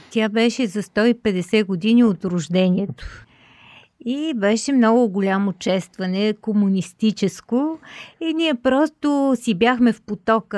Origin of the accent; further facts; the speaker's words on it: Bulgaria; да си останем българи